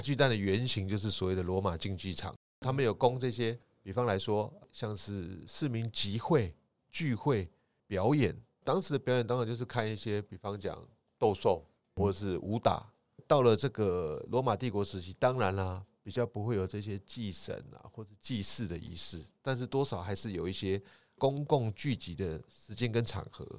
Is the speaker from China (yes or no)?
no; Taiwan; 就像我们台湾，哦，我们一定会讲中文嘛，对。台语嘛，还有台湾国语嘛